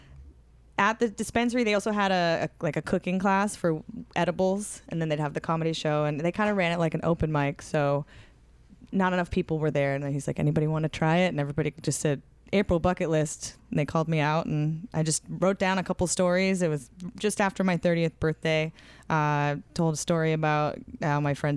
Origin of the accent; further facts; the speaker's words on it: Boston, Massachusetts, United States; moved away as an adult; now in Los Angeles, United States; I'm from Boston.